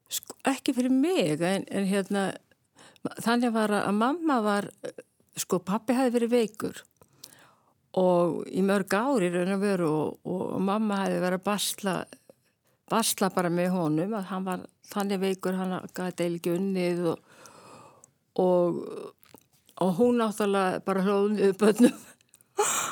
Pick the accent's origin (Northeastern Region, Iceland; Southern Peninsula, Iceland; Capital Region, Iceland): Capital Region, Iceland; Reykjavík; now in Kópavogur, Iceland; uppalinn í Reykjavík og er þó ég búi í Kópaví í dag þá finnst mér í alltaf að vera reykvíkingur